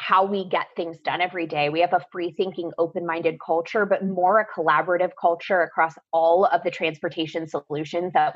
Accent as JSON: {"language": "English", "town": "Columbus", "region": "Ohio", "country": "United States", "tie": "born or raised there", "also_born_or_lived": "Coral Gables, Florida", "moved": "as an adult", "said": "I grew up in Columbus, Ohio"}